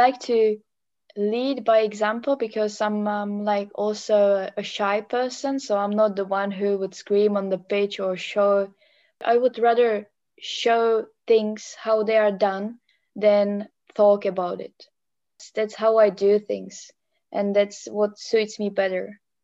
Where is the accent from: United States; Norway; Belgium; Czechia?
Czechia; English is a second language; moved away as an adult; also born or lived in Netherlands / Germany / England / Australia